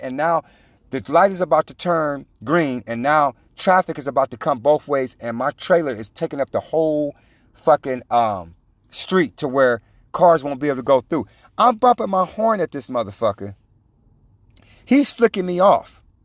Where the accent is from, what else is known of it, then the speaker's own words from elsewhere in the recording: California, United States; I was from California